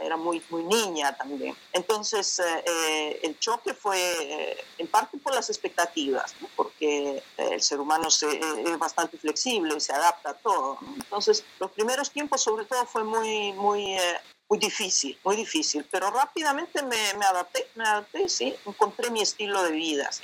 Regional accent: Jauja, Junín, Peru; moved away as an adult; also born or lived in Huancayo, Peru / Lima, Peru; now in Netherlands; si bien nací en Huancayo, mis padres trabajaban como docentes en Jauja. Entonces yo pasé los primeros años de mis primeros años toda la primaria en Jauja y después eh, para la secundaria me trasladé a Huancayo

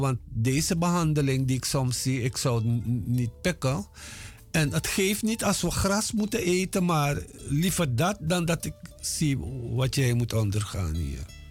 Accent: Paranam, Para, Suriname; moved away as an adult; also born or lived in Moengo, Suriname / Paramaribo, Suriname; now in Netherlands; ik ben in 1954 geboren op Mongo. Daar heb ik tot mijn zesde jaar gewoond. En daarna zijn we verhuisd twee jaartjes naar Paramaribo en daarna naar Paranam, waar ik gewoond heb tot mijn achttiende.

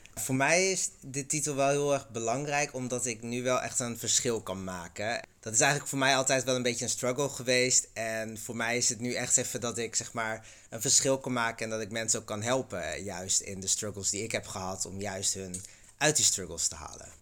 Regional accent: Groningen, Netherlands; moved away; de provincie Groningen

